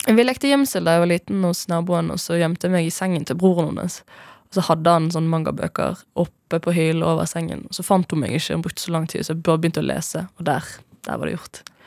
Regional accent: Bergen, Vestland, Norway; moved away; hjemme i Bergen, da jeg bodde der.

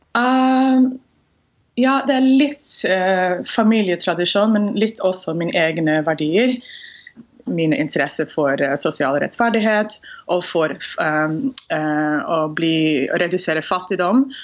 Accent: Houston, Texas, United States; Norwegian is a second language; moved away as an adult; now in Norway; Jeg er født og oppvokst i Houston, Texas, og har bodd i Norge siden eh, slutten av 90-tallet

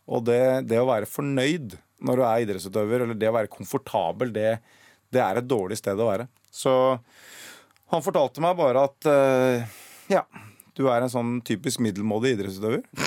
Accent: Oslo, Norway; Jeg er fra Røa. Og det veit jeg ikke helt Altså Oslo vest

